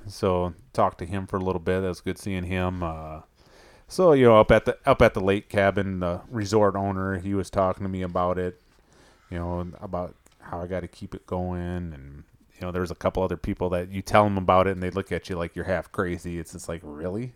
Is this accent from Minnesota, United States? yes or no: yes; Minnesota, United States; growing up in Minnesota